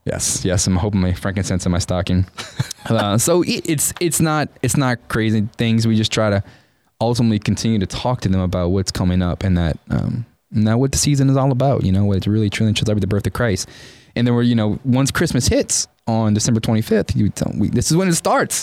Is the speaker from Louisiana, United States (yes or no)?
yes; New Orleans, Louisiana, United States; moved away as an adult; now in College Station, United States; I'm from New Orleans, so growing up in a New Orleans is a very Catholic town, and I grew up Catholic